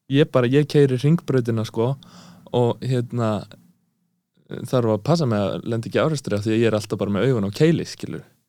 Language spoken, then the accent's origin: Icelandic; Eastern Region, Iceland; ég er að austan